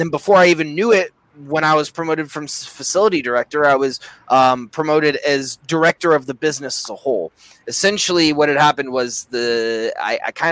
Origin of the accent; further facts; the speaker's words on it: Indiana, United States; I grew up in Indiana